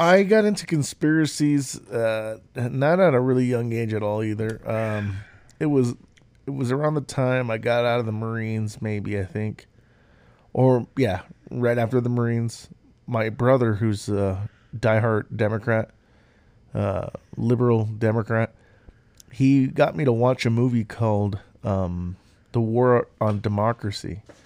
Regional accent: Utah, United States; moved away as an adult; also born or lived in California; now in Colorado, United States; I was raised in Utah

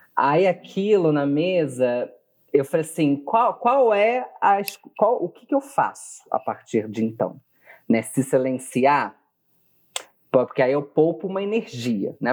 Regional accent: Bebedouro, São Paulo, Brazil; moved away; De Bebedouro, do lado de tá. Barretos.

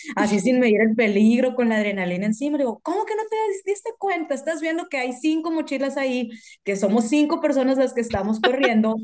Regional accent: Mexico; nosotros como mexicanos íbamos a ir

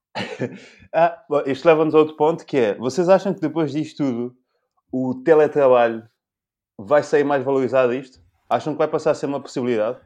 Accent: São Tomé, São Tomé & Príncipe; now in Portugal; eu não nasci cá, eu nasci em São Tomé

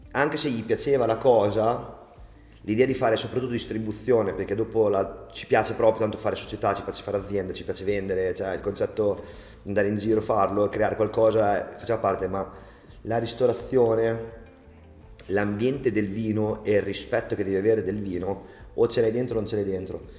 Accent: Forlì, Emilia-Romagna, Italy; accent: romagnolo; also born or lived in England; noi siamo di Forlì, Emilia Romagna

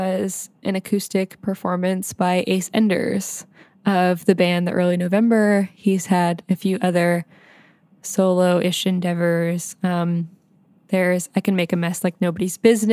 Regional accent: northeastern Pennsylvania, United States; also born or lived in Syracuse; I drove down from my hometown in northeastern Pennsylvania

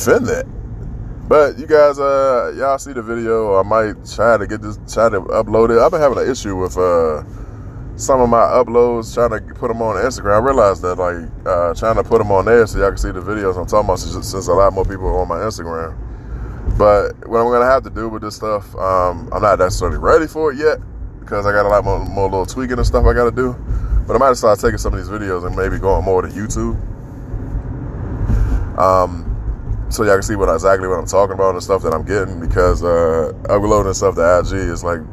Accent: Washington, District of Columbia, United States; my hometown, D.C.

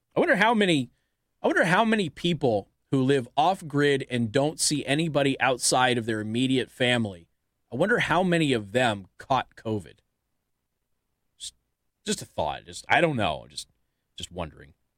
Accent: Las Vegas, Nevada, United States; I come from Las Vegas, Nevada

